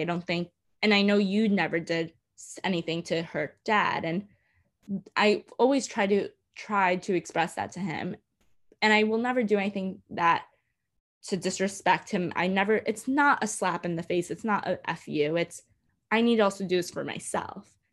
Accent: New York City, New York, United States; I grew up in Coney Island.

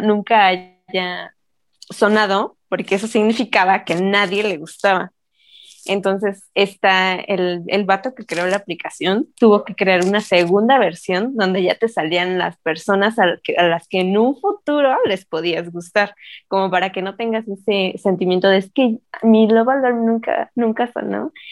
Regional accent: Mexico; nosotros como mexicanos

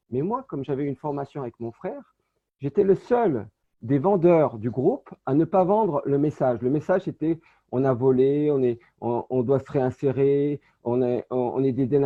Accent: Saint-Étienne, Auvergne-Rhône-Alpes, France; born there; Moi, je suis né à Saint-Étienne, dans la Loire, et c'était une petite ville qui s'appelait Terre-Noire.

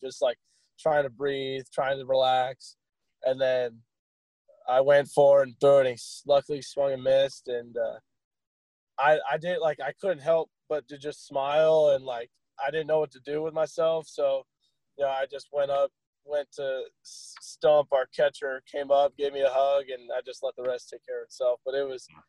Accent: Ohio, United States; moved away; where I was born in Ohio

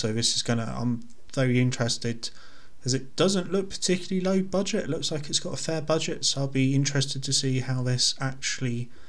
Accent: United Kingdom; We don't really do that here because we're British.

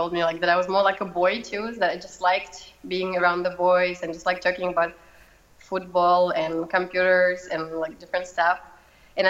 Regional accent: Moscow, Russia; English is a second language; moved away as an adult; now in Copenhagen, Denmark; I'm from Moscow, from Russia, and all my family is there too.

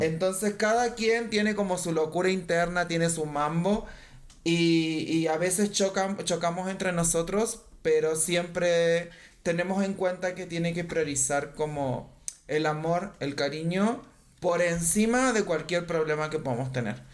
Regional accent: Argentina; moved away; also born or lived in Chile; yo soy de Argentina

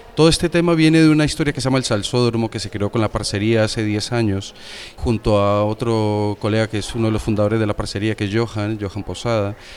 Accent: Medellín, Antioquia, Colombia; now in Spain; yo soy de Medellín

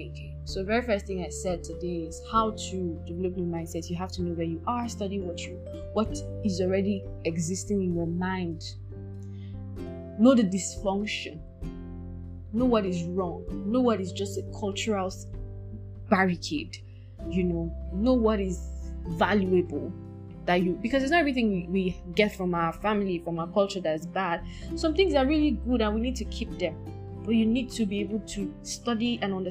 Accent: Nigeria; I'm Nigerian

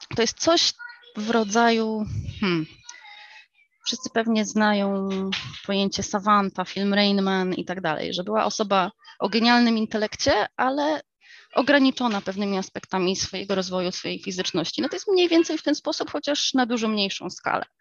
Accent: United States; moved away; also born or lived in England; Ja dorastałam w Stanach

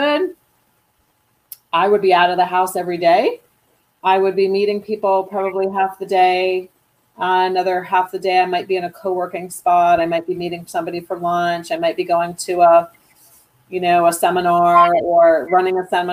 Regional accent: Rochester, New York, United States; accent: East Coast; I actually grew up in Western New York, Rochester

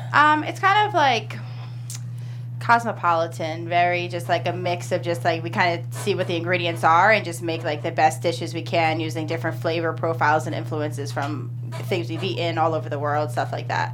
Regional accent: East Coast, United States; we're from Jersey, New York, East Coast

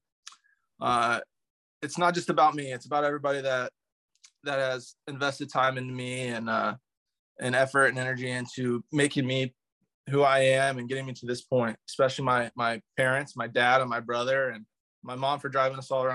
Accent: Northern Indiana, United States; growing up in Northern Indiana

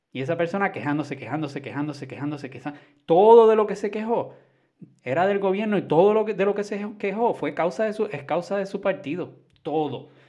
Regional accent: Puerto Rico; tú sabes cómo somos los puertorriqueños.

